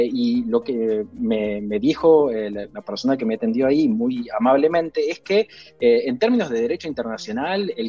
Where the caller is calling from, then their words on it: Mar del Plata, Buenos Aires Province, Argentina; de Mar del Plata